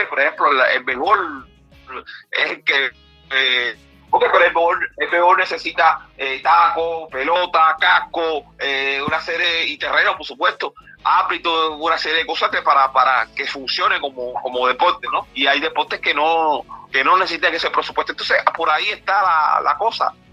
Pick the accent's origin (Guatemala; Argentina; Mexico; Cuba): Cuba; como todo cubano